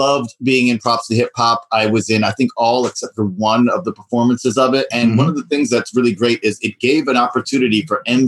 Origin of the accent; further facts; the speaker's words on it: U.S. Virgin Islands; moved away as an adult; also born or lived in New York; I grew up in St. Croix in the Virgin Islands, where I graduated high school, and I came up to New York for college